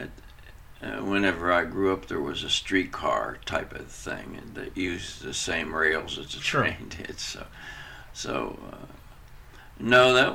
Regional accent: Farmington, West Virginia, United States; I grew up in Farmington, West Virginia

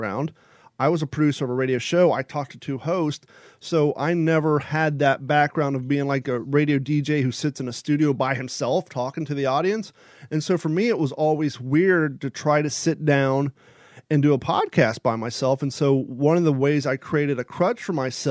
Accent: United States; also born or lived in Kentucky / Ohio / California; now in Florida, United States; I grew up in Kentucky and Ohio

